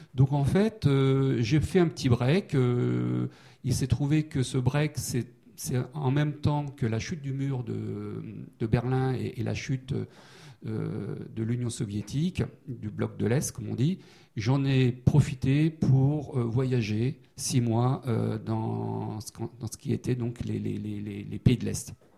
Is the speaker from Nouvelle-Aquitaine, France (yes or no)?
no; Saint-Brieuc, Brittany, France; moved away as an adult; also born or lived in Rennes / Paris; now in Annecy, France; je suis breton. Hein, j'ai fait toutes mes études euh, à Saint-Brieuc et à Rennes